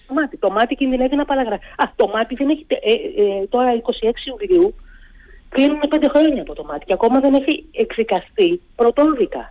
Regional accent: Greece

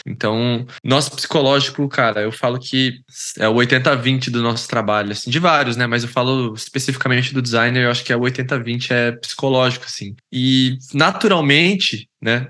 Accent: Londrina, Paraná, Brazil; also born or lived in São Paulo; eu sou natural de São Paulo, capital, mas eu fui criado em Londrina, no Paraná, que é onde eu, onde eu, onde eu moro atualmente

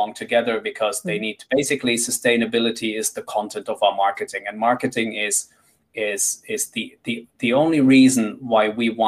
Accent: Madagascar; now in London, United Kingdom; I'm originally from Madagascar. I live in London

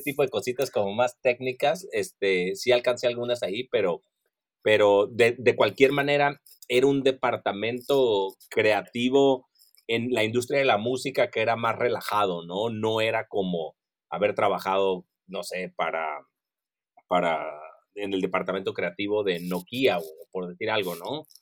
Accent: Mexico

